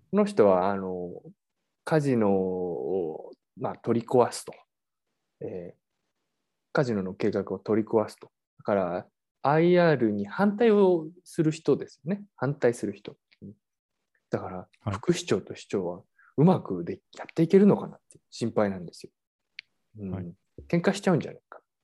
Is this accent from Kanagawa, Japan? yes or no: yes; Yokohama, Kanagawa, Japan; 横浜、まあ、あの、僕の出身でもある